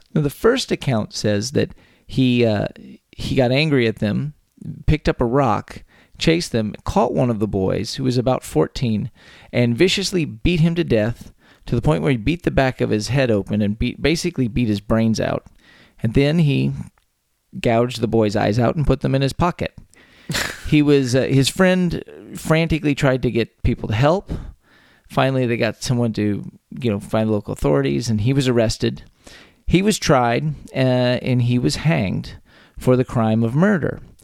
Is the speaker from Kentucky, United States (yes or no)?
no; Texas, United States; born or raised there